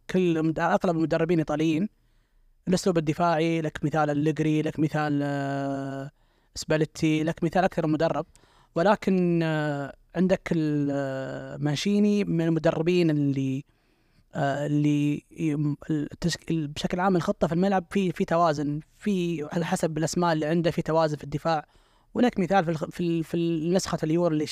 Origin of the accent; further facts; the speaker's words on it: Saudi Arabia; معروف عنا احنا كسعوديين اننا جمهور فاهمين كره